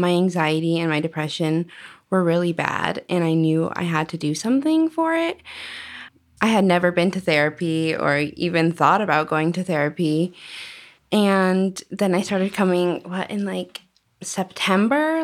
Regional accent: Arizona, United States; also born or lived in Washington; I grew up in Arizona. I've lived here for

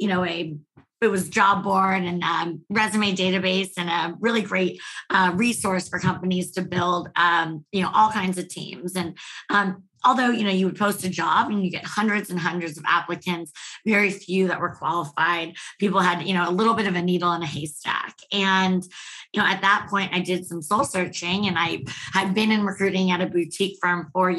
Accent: Bay Area, California, United States; moved away as an adult; also born or lived in San Francisco; now in Austin, United States; I'm from the Bay Area

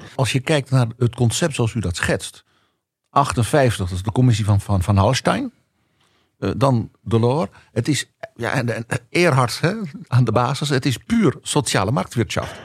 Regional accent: Netherlands

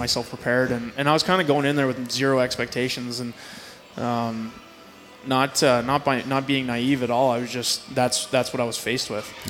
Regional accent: Brandon, Manitoba, Canada; also born or lived in Sioux Valley Dakota Nation; I grew up in Brandon for, for my entire life

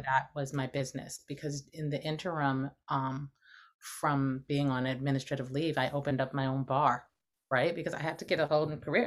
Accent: Los Angeles, California, United States; I grew up in Los Angeles

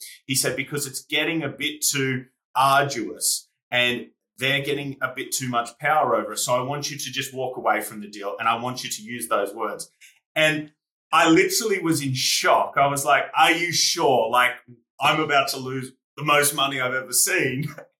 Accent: Australia; now in United Kingdom; when I came from Australia to the UK, I had no idea who he was, which to English people is crazy

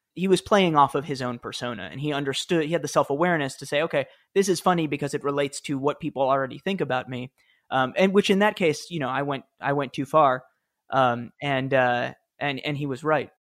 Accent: New York City, New York, United States; I grew up in the Upper West Side of Manhattan

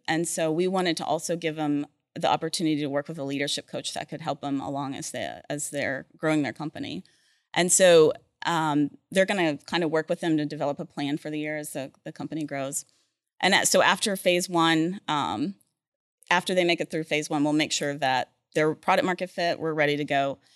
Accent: Oklahoma City, Oklahoma, United States; moved away; also born or lived in Texas / Norman, Oklahoma / Edmond, Oklahoma; I grew up in Oklahoma and Texas

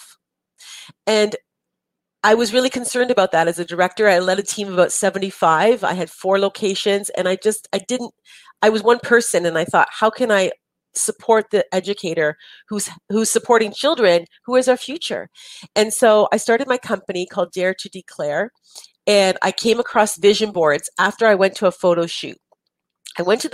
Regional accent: Canada; we're Canadian

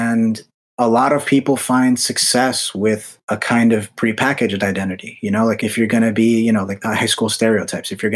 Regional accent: United States; I'm Dominican. Both my parents are from the Dominican Republic. I was born here in America, so I'm Dominican American

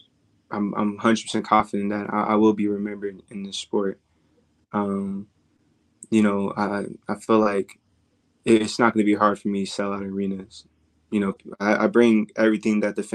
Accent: Texas, United States; now in Las Vegas, United States; I'm from Texas. I was born and raised in Texas

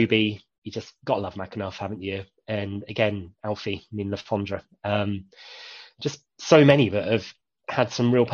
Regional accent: Reading, South East England, United Kingdom; I grew up in Tylehurst, Reading born and raised

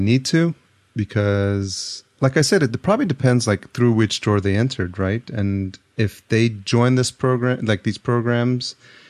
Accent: New York City, New York, United States; I grew up in New York, so I literally grew up around the time that house music started

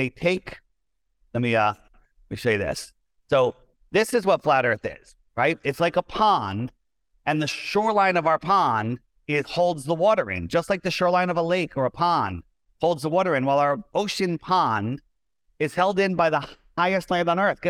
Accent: East Coast of the United States, United States; I was born on the East Coast of the United States

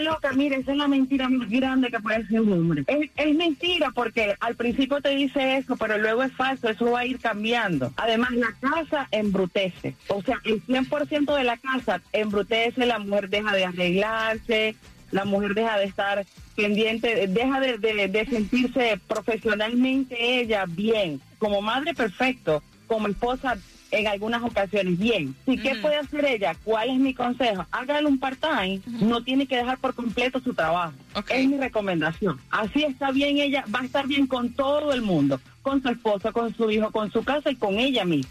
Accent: Colombia; now in Miami, United States; yo soy colombiana pero viví aquí mucho tiempo

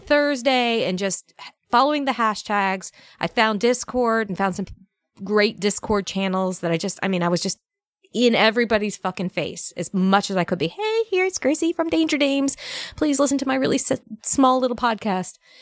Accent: Northern Virginia, United States; moved away as an adult; also born or lived in Alabama; I grew up in Northern Virginia, a very bougie, uh, Northern Virginia town.

